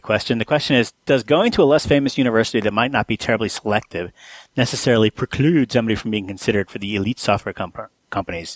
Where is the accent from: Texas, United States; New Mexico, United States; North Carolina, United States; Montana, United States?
New Mexico, United States; I grew up in New Mexico